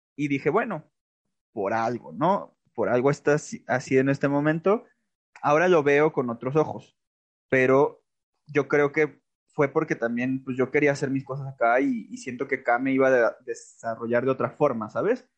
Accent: Aguascalientes, Mexico; moved away as an adult; also born or lived in Buenos Aires, Argentina; Yo soy nacido y criado en Aguascalientes

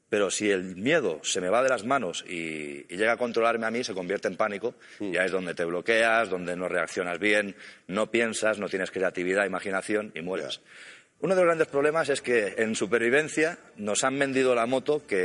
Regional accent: Catalonia, Spain; Yo soy catalán.

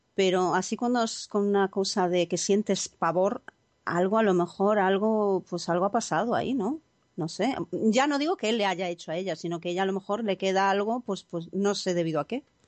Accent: Galicia, Spain; como buena gallega

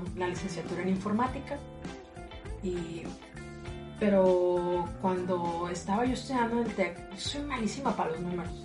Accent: Matamoros, Tamaulipas, Mexico; soy de aquí de Matamoros

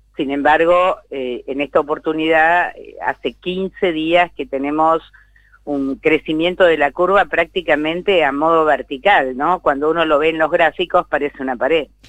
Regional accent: San Isidro, Buenos Aires Province, Argentina; soy de la zona norte, soy de San Isidro

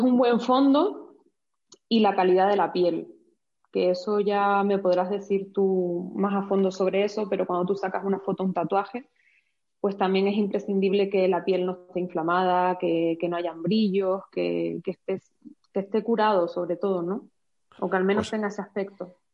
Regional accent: Canary Islands, Spain; accent: Canarian; also born or lived in Madrid / Switzerland; now in Cuenca, Spain; como podrás ver por mi acento, pues soy canaria. Nací en Canarias

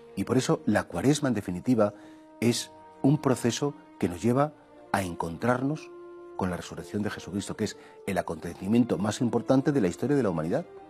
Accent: Spain; nosotros como somos españoles, estamos aquí en Occidente

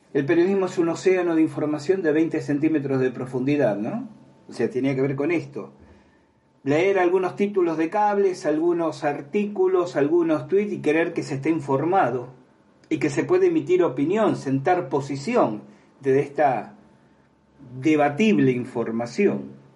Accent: Argentina; la experiencia que tengo en mi país Argentina

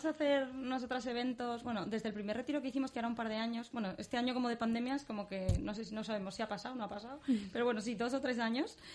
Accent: Barcelona, Catalonia, Spain; also born or lived in London; luego estuve, he estado bastante tiempo en Londres, luego en, Barcelona, que es justo de donde vengo

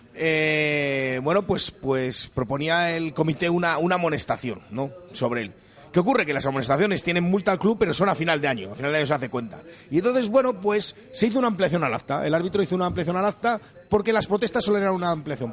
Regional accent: Valladolid, Castile and León, Spain; somos de Valladolid

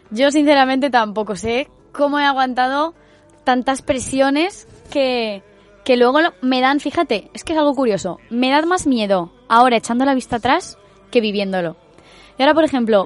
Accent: Valencia, Valencian Community, Spain; desde que empezamos a ser falleras, desde que nacemos o nos criamos en Valencia

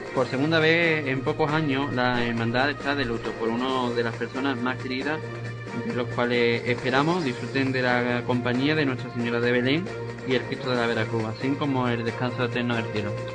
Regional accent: Pilas, Andalusia, Spain; mi pueblo de Pila

